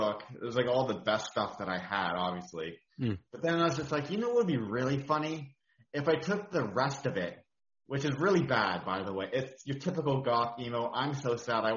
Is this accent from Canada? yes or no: yes; Sooke, British Columbia, Canada; I'm from Sooke, BC